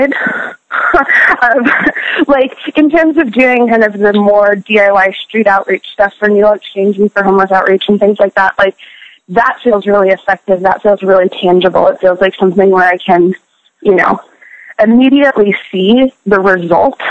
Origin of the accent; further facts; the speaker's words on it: San Francisco, California, United States; when I was 16, 17 years old, growing up in San Francisco